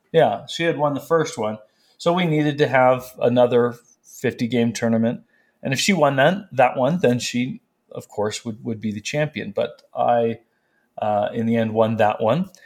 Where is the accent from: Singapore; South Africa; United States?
United States; California; moved away as an adult; also born or lived in North Carolina; now in Prescott, United States; I'm from California